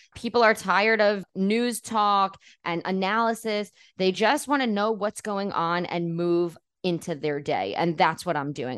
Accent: New York City, New York, United States; moved away as an adult; now in Tel Aviv, Israel; growing up in New York City where there's a huge Jewish community

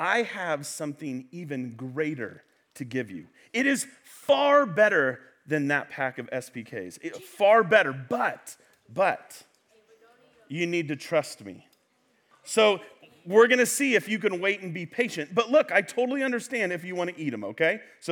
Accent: Central Valley, California, United States; I am from the Central Valley

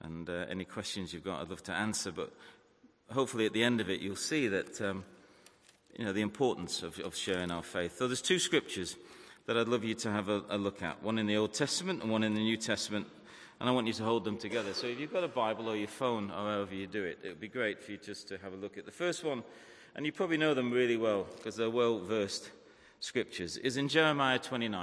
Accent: Manchester, North West England, United Kingdom; also born or lived in Salford; I grew up in Manchester

